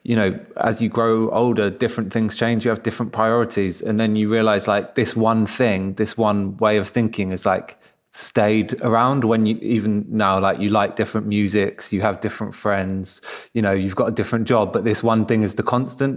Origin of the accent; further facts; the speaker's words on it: London, United Kingdom; also born or lived in Crystal Palace, London; I grew up in Kensal Rise, although now I'm live in Crystal Palace